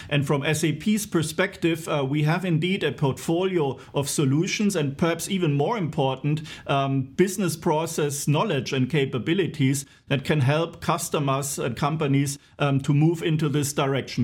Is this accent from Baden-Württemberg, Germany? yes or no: yes; Walldorf, Baden-Württemberg, Germany; you're finding me today in my hometown in Waldorf, where also S A P headquarters is